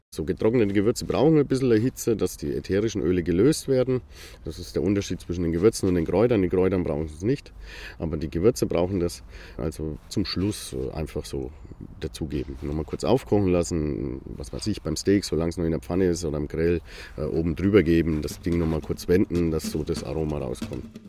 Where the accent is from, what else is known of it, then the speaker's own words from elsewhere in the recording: Bamberg, Bavaria, Germany; moved away as an adult; also born or lived in Nuremberg; now in Fürth, Germany; ich bin gebürtiger Bamberger, wollte ich wieder zurück in die Region